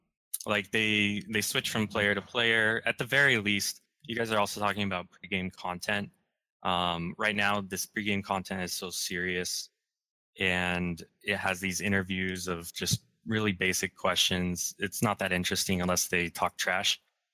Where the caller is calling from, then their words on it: Fullerton, California, United States; I'm calling from Fullerton, actually.